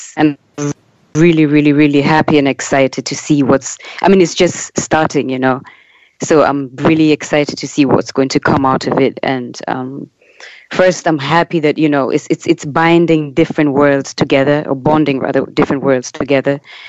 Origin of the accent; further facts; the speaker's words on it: Kenya; moved away; speaking as a Kenyan